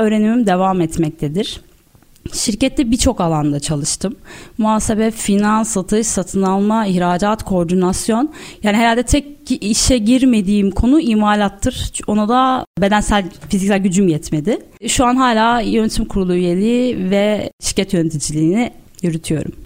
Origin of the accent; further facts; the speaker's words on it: Istanbul, Turkey; 1986 yılında İstanbul'da doğdum. İlk bu orta öğrenimimi İstakulu Bey ve Eczacıbaşı'nda tamamladıktan sonra İstanbul Üniversitesi